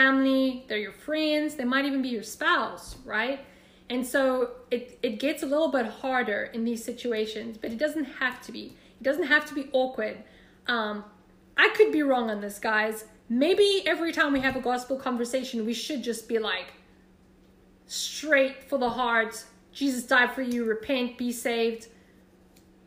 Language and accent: English; South Africa; moved away as an adult; now in United States; I love your accent, where are you from? And then I'd be like, South Africa